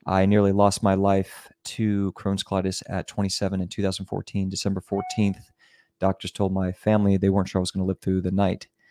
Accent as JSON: {"language": "English", "region": "Virginia", "country": "United States", "tie": "born or raised there", "also_born_or_lived": "California / New York / Miami / Germany", "moved": "yes", "said": "I was raised in Virginia, in the middle of nowhere"}